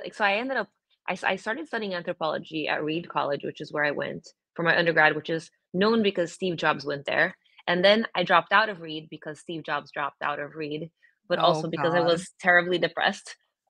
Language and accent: English; Brazil; moved away as an adult; now in United States; I'm originally from Brazil, born and raised. I was there for 18 years and then I came to the U.S. and I've been back and forth a bunch, but really living in the U.S. for 19 years